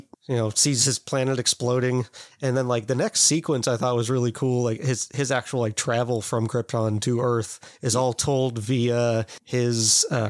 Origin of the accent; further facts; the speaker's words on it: Kansas, United States; maybe this is just because I'm from Kansas